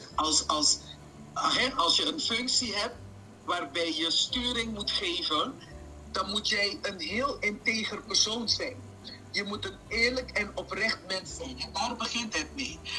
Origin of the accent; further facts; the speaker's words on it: Suriname; moved away; also born or lived in Curaçao; ik, ben geboren en getogen in Suriname